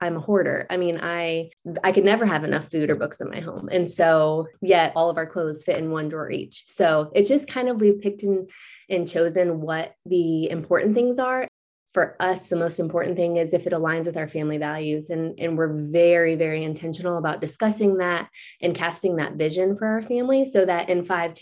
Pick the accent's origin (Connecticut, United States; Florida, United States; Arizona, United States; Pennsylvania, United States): Florida, United States; moved away as an adult; now in Chattanooga, United States; we both grew up in Florida